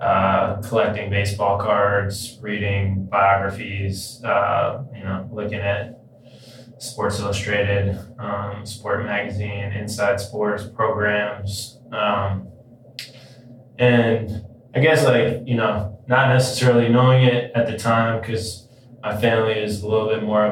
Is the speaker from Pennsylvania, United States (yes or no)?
no; New York City, New York, United States; I grew up in New York City in the West Village